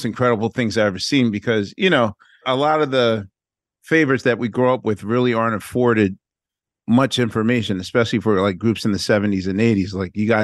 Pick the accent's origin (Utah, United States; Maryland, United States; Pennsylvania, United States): Pennsylvania, United States; Philadelphia; now in New York, United States; even as a Philadelphian